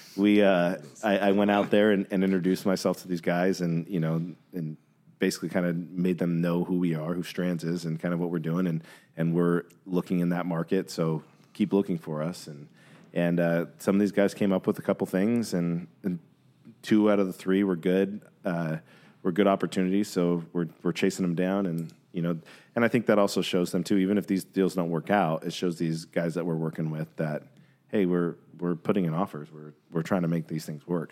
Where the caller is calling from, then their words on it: California, United States; I'm calling from California